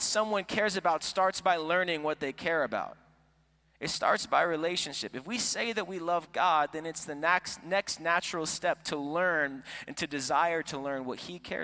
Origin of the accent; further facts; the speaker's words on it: Florida, United States; moved away; also born or lived in Iowa; I am from Florida